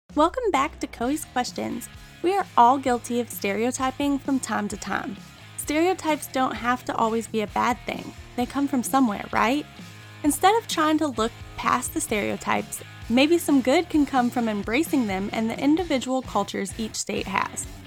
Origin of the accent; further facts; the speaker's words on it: Midwest, United States; moved away as an adult; also born or lived in the South; I'm from the Midwest, but I spent most of my adult life in the South.